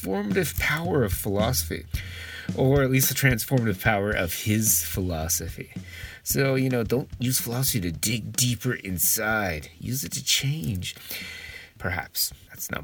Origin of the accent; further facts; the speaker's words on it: Canada; now in Japan; I really miss snow as a Canadian.